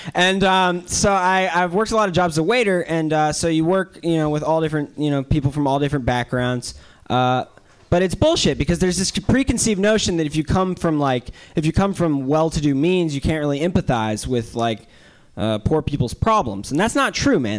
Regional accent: North Carolina, United States; now in New York City, United States; I'm from the South. Um, I'm from North Carolina

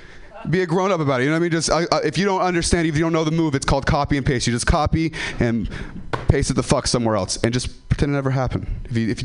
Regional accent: Ripon, California, United States; I'm from Ripon

